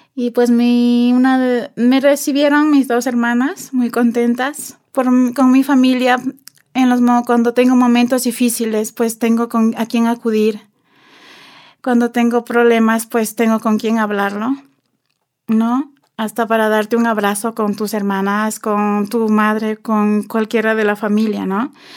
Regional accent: Ibarra, Imbabura, Ecuador; moved away as an adult; also born or lived in Spain; nací aquí en el Ecuador Em, en la ciudad de Ibarra

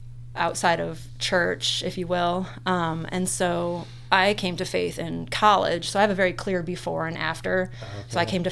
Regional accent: Chicagoland area, northern Indiana, United States; In northern Indiana, like in the Chicagoland area. We're both from the Chicagoland area.

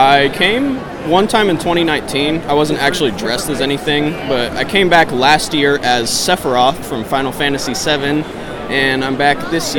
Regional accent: Long Beach, California, United States; I am from Long Beach, California, out here in Kansas City, Missouri.

